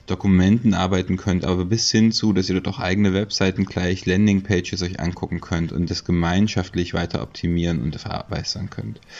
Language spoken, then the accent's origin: German; Leipzig, Saxony, Germany; ich komme aus Leipzig.